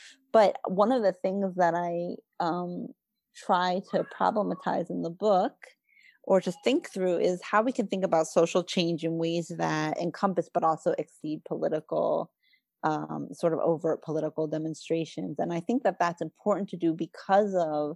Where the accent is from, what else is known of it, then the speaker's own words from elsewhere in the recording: New Jersey, United States; I'm not Italian, but I grew up in New Jersey